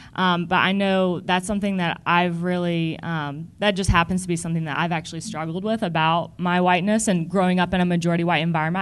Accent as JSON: {"language": "English", "region": "the South", "country": "United States", "tie": "born or raised there", "said": "growing up in the South"}